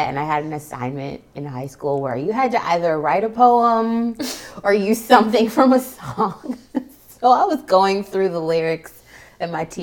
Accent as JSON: {"language": "English", "town": "Pittsburgh", "region": "Pennsylvania", "country": "United States", "tie": "born or raised there", "said": "I grew up in Pittsburgh"}